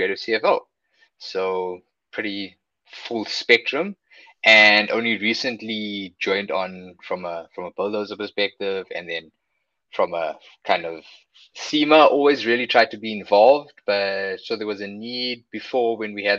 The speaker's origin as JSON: {"language": "English", "town": "Johannesburg", "region": "Gauteng", "country": "South Africa", "tie": "born or raised there", "also_born_or_lived": "Durban", "moved": "as an adult", "lives_now": "Cape Town, South Africa", "said": "Then spent my whole life in Joburg and moved to Cape Town about, I think it's about 8 years ago."}